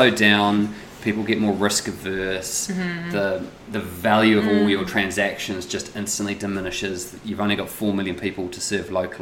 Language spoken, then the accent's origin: English; New Zealand; I've always been in New Zealand